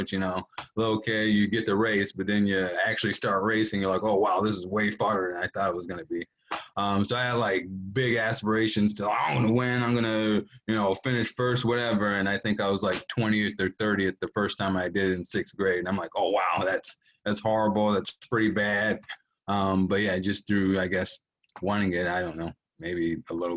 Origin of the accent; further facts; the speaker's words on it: Three Rivers, Michigan, United States; I grew up in Three Rivers, Michigan